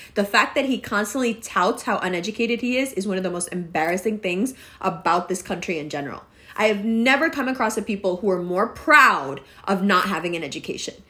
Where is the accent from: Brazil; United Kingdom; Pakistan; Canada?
Pakistan; I'm always Pakistani